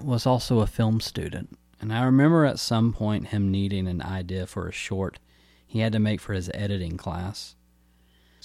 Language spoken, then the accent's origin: English; Newnan, Georgia, United States; also born or lived in Atlanta, Georgia; my hometown of Noonan, Georgia